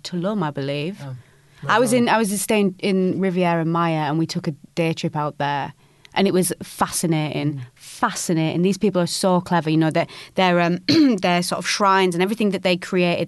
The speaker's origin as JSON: {"language": "English", "country": "United Kingdom", "said": "being a Northerner"}